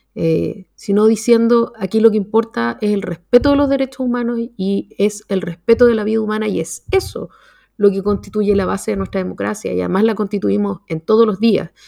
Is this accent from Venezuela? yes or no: no; Chile